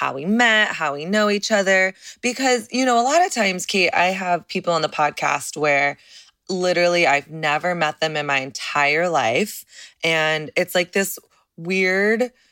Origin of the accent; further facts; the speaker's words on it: Dallas, Texas, United States; I'm from Texas. I'm from Dallas.